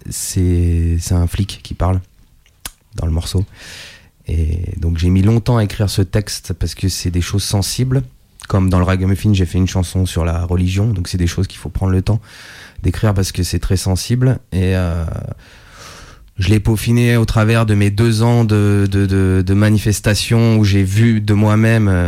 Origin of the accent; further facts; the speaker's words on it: Italy; Ah non, mais je suis italien.